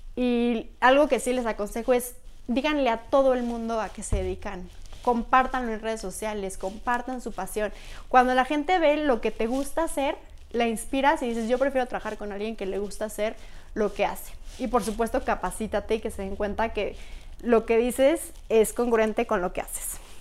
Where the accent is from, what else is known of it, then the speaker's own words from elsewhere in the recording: Pachuca, Hidalgo, Mexico; moved away as an adult; also born or lived in Querétaro; now in Mexico City, Mexico; soy de Pachuca, he vivido casi toda mi vida en Pachuca